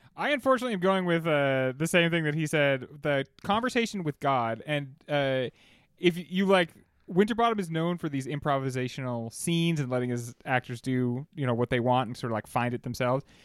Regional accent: United States; me being an American

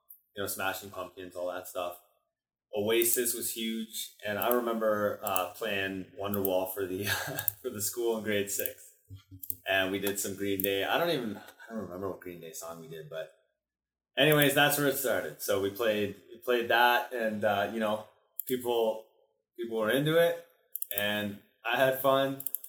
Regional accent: Elliot Lake, Ontario, Canada; I grew up in Elliott Lake, just playing music with my friends.

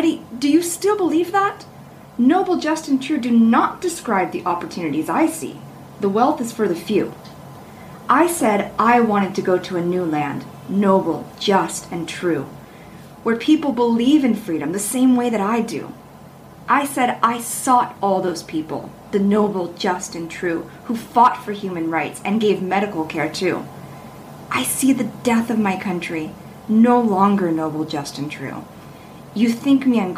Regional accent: Los Angeles, California, United States; moved away as an adult; also born or lived in Berkeley, California / France; now in Shanghai, China; I'm originally from California in the LA area

